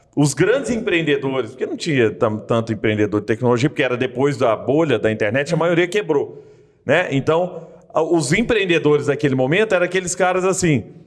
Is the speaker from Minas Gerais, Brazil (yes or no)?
yes; Araguari, Minas Gerais, Brazil; also born or lived in Rio de Janeiro; now in Belo Horizonte, Brazil; eu sou de Araguari no Triângulo Mineiro